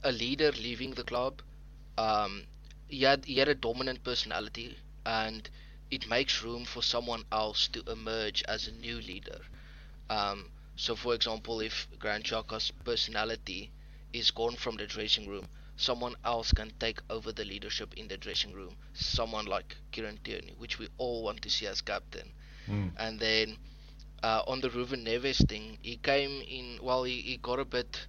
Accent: South Africa; I'm from South Africa

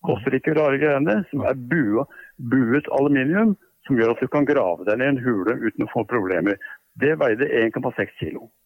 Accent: Bærum, Akershus, Norway; i Bærum, der jeg vokste opp

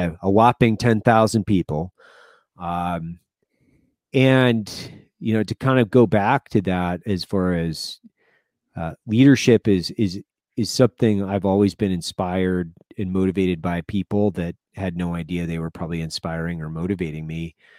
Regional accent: Lewiston, Idaho, United States; moved away; I grew up in Lewiston, Idaho

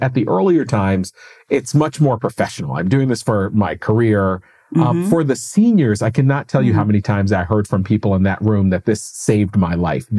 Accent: Springfield, Massachusetts, United States; moved away; I was actually just back home from my hometown in Springfield, Massachusetts last week.

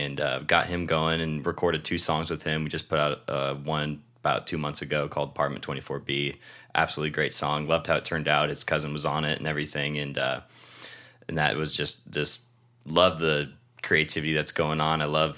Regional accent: Shelton, Washington, United States; now in San Diego, United States; And I'm originally from Shelton, Washington, and came down here for college for kind of a fresh start.

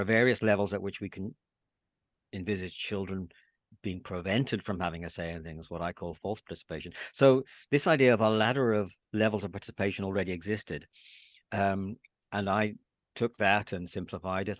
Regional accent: Northern Ireland, United Kingdom; moved away as an adult; also born or lived in England; my experience of growing up during the Troubles in Northern Ireland

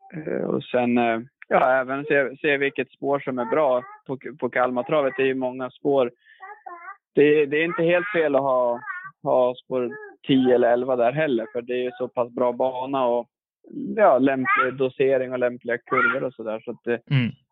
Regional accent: Sweden; also born or lived in United States; längtade tillbaka till, till Sverige och kompisarna där

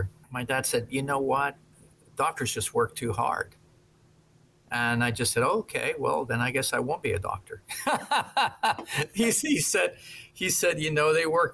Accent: Coral Gables, Florida, United States; moved away as an adult; also born or lived in Peru / Boston; I grew up in Coral Gables

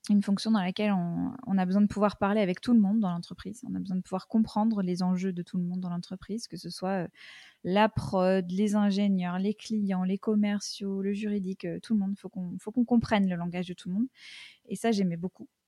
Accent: United States; j'ai passé une bonne partie de mon enfance aux États-Unis et que ça, ça a beaucoup marqué ma, façon d'appréhender tout un tas de choses.

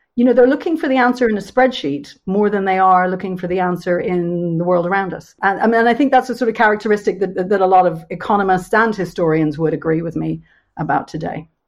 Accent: Dublin, Leinster, Ireland; moved away as an adult; now in London, United Kingdom; I've lived in London for just over 25 years, and so I was brought up in a much smaller city in Dublin

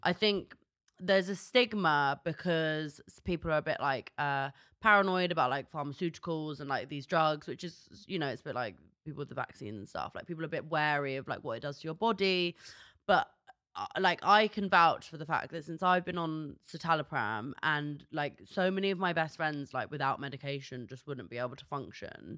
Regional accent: London, United Kingdom; I'm from North London

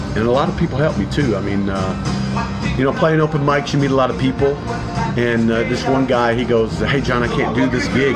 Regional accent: London, Kentucky, United States; also born or lived in Detroit, Michigan; now in Florida, United States; even though I was born in Detroit, but I was raised in Kentucky.

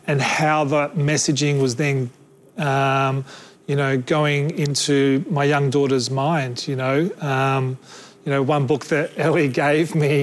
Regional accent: Adnyamathanha / Narungga land, South Australia, Australia; I'm not from Gadigal land, I'm from Ajnamutna Narunga land.

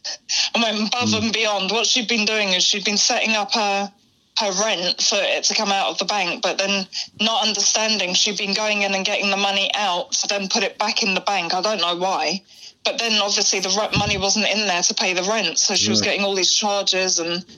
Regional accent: Acton, London, United Kingdom; Acton, West London.

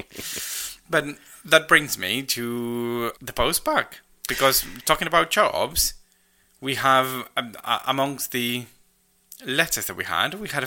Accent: Argentina; moved away as an adult; now in United Kingdom

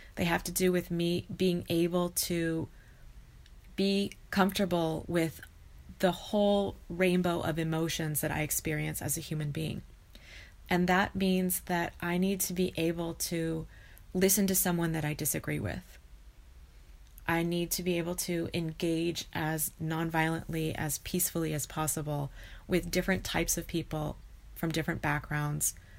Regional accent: United States; also born or lived in California / Idaho; I grew up in California and Idaho, so in two different states

